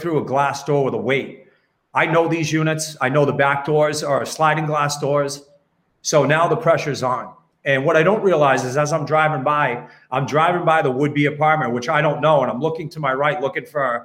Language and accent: English; Westborough, Massachusetts, United States; I grew up in Westboro. I worked there my whole career.